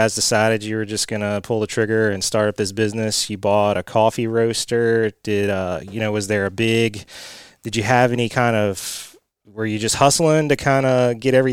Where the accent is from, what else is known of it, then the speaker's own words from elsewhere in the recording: Beaverdam, Virginia, United States; I grew up in a place called Beaver Dam, which is like maybe an hour south of Fredericksburg